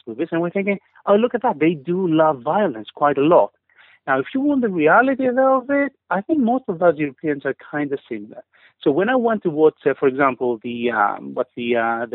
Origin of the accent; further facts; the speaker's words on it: Greece; moved away as an adult; also born or lived in United Kingdom; now in London, United Kingdom; I am Greek, and I've lived most of my life in Greece. Recently, for the last 10 years, I've been in UK.